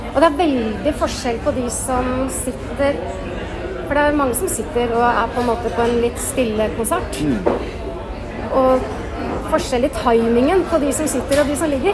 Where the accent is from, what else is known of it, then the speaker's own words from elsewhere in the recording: Bærum, Akershus, Norway; jeg vokste opp i Jar kirke